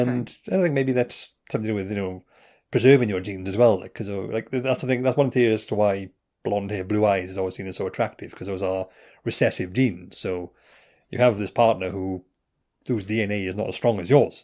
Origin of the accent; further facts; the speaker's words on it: Wales, United Kingdom; I'm Welsh